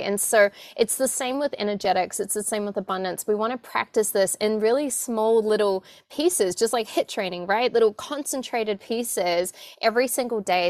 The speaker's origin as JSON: {"language": "English", "country": "New Zealand", "tie": "born or raised there", "said": "I was born in New Zealand and very much raised in a family that wasn't having conversations about abundance"}